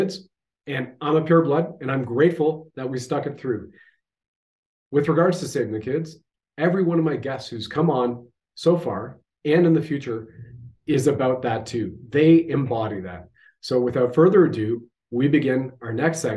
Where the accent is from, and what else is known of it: Canada